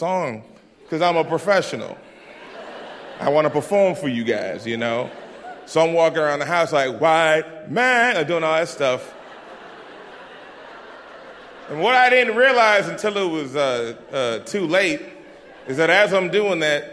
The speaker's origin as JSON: {"language": "English", "town": "Boston", "region": "Massachusetts", "country": "United States", "tie": "born or raised there", "said": "I'm from Dorchester, so, like, I grew up in the hood."}